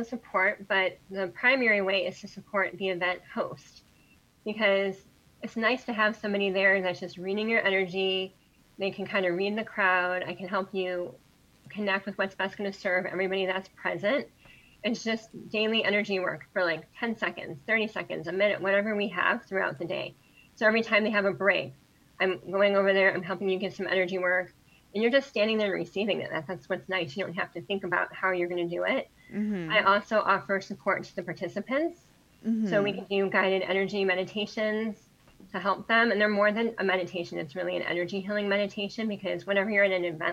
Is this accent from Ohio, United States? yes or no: yes; Ohio, United States; we're from Ohio